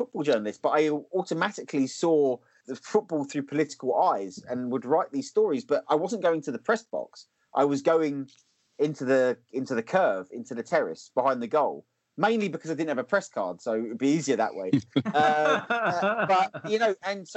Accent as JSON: {"language": "English", "area": "Essex", "region": "East of England", "country": "United Kingdom", "tie": "born or raised there", "lives_now": "Lowestoft, United Kingdom", "said": "I grew up in Essex"}